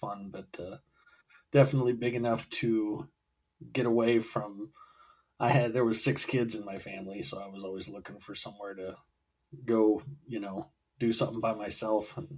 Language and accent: English; Willamette Valley, Oregon, United States; I was born and raised in the Willamette Valley, and I grew up on a 55-acre dairy farm